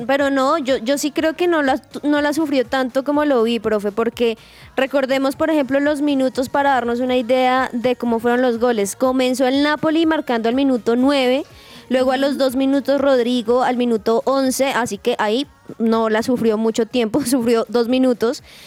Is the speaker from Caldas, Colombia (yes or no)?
no; Boyacá, Colombia; soy de Boyacá